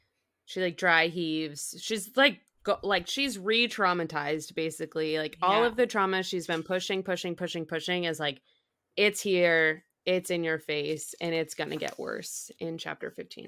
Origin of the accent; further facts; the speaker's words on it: Boston, Massachusetts, United States; I grew up in Massachusetts. I grew up in the Boston area and I went to school in the Bronx and Rhode Island.